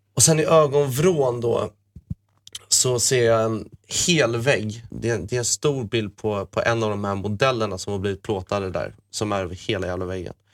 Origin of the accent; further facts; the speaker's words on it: Malmö, Skåne, Sweden; also born or lived in Åkarp; när vi bodde i Malmö när vi var små på Lindängen